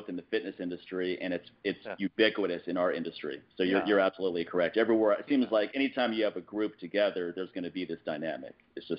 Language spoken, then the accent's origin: English; Washington, District of Columbia, United States; now in Los Angeles, United States; I'm coming from the East Coast, Washington, D.C., where everyone's upfront and, frankly, super rude.